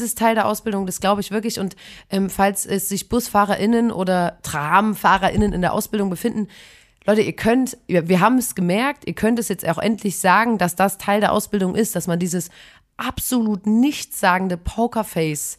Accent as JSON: {"language": "German", "town": "Chemnitz", "region": "Saxony", "country": "Germany", "said": "ich komme aus Chemnitz"}